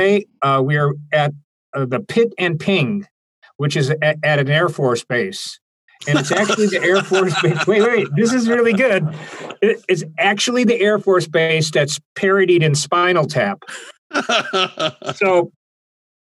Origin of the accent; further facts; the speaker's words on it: Chicago, Illinois, United States; I come from Chicago. It's the home of rhythm and blues. So I used to hang out with my bicycle when I was maybe 11 years old at Maxwell Street